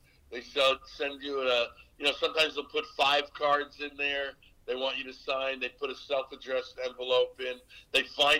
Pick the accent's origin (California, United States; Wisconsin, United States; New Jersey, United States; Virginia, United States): New Jersey, United States; Newark; I built one in Newark, in where I grew up, my hometown, the Newark Bears